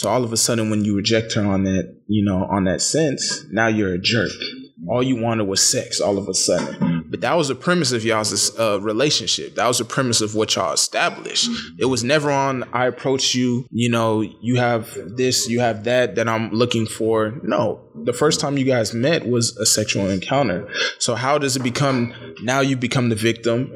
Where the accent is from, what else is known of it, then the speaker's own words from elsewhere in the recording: Dallas, Texas, United States; I'm from Dallas, Texas.